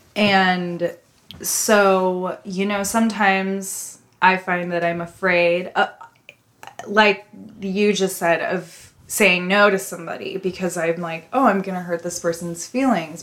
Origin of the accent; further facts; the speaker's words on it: Midwest, United States; I'm from the Midwest